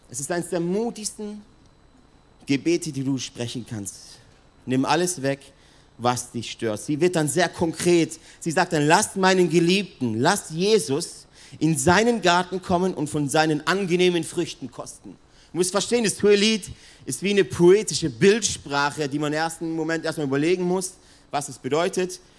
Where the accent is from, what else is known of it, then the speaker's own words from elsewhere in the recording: Italy; die Südwinde, das weiß ich als Italiener